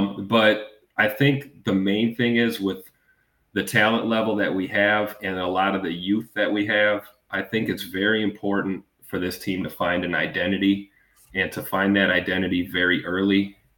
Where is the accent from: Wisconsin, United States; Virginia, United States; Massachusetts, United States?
Wisconsin, United States; Milwaukee; moved away as an adult; now in Green Bay, United States; So I'm a 80s baby. Born and raised in Milwaukee, so I'm a County Stadium kid.